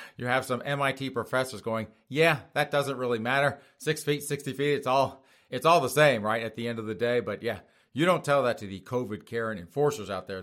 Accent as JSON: {"language": "English", "region": "South Carolina", "country": "United States", "said": "I'm from South Carolina"}